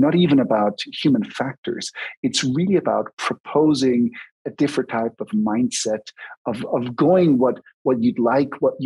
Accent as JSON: {"language": "English", "region": "German-speaking Switzerland", "country": "Switzerland", "tie": "born or raised there", "said": "I was raised in the German part of Switzerland."}